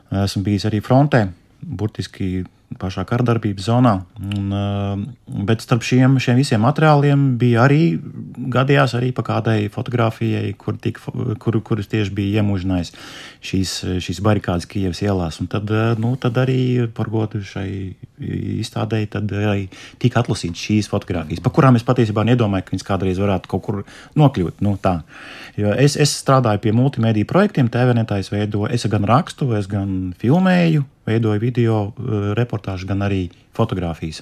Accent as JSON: {"language": "Latvian", "country": "Latvia", "said": "Es pats nāku no Rīgas, no, no, no laukiem."}